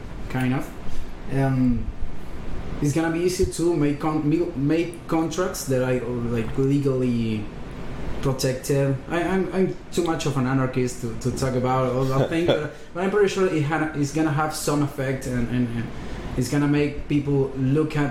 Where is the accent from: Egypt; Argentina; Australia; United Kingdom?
Argentina; We came from Argentina